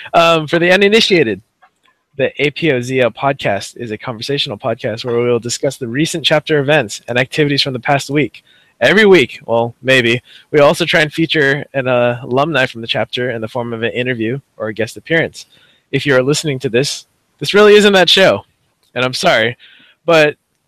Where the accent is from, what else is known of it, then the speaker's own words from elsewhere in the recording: Vallejo, California, United States; I'm from Vallejo.